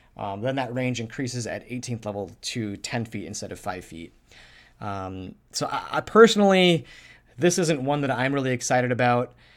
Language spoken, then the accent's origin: English; Minnesota, United States; I'm from Minnesota